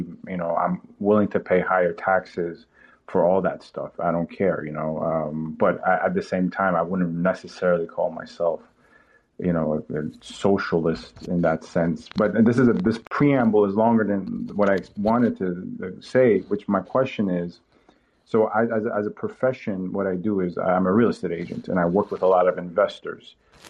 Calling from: Toronto, Ontario, Canada; I'm calling from Toronto, and I consider myself, personally speaking, a Canadian liberal

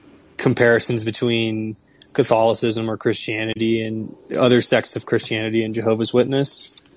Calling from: Toluca, State of Mexico, Mexico; Hey, I'm calling today from Toluca, Mexico.

